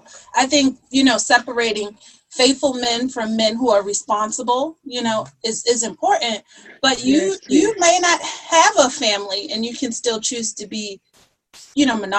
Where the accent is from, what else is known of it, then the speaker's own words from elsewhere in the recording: Baltimore, Maryland, United States; I'm from Baltimore, Baltimore, Maryland, born and raised. The east side of Baltimore, to be specific.